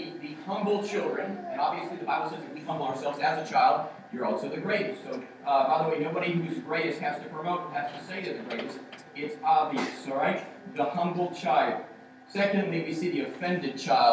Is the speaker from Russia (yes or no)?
no; United States; We're American